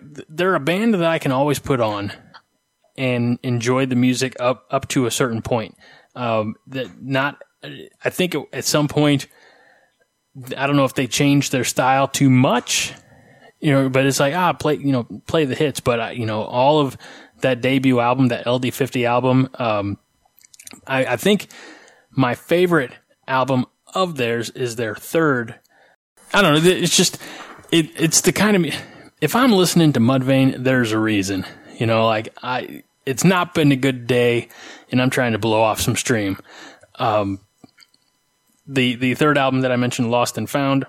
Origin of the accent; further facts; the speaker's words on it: Illinois, United States; I'm from Illinois